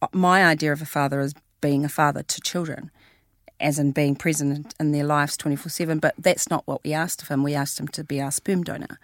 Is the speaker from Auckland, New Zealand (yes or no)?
no; Christchurch, Canterbury, New Zealand; we are from Christchurch.